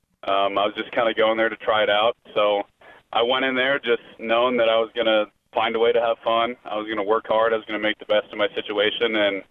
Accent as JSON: {"language": "English", "town": "Lincoln", "region": "Nebraska", "country": "United States", "tie": "born or raised there", "said": "because I grew up in Lincoln. I've been a Husker fan my entire life."}